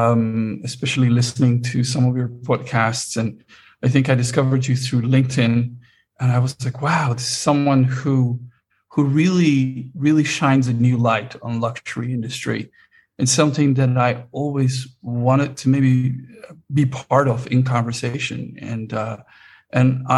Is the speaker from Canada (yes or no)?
no; Netherlands; I was born in Holland and did my musical studies at the Royal Conservatoire of Music